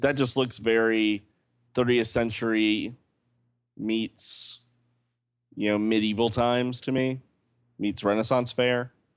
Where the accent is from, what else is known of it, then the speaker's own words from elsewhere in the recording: the South, United States; accent: Southern; I'm from the South and that's where the accent goes